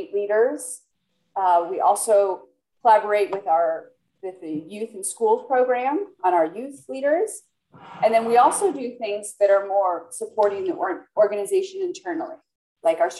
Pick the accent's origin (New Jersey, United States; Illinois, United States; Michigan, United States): Illinois, United States; near Northwestern; now in Washington, D.C., United States; I grew up just near Northwestern